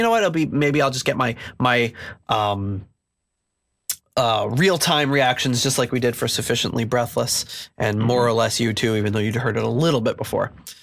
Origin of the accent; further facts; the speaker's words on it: Boston, Massachusetts, United States; the heavy metal channel we grew up with in Boston